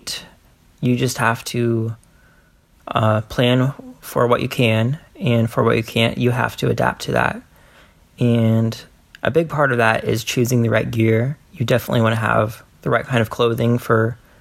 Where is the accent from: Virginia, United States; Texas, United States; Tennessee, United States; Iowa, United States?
Iowa, United States; my home state of Iowa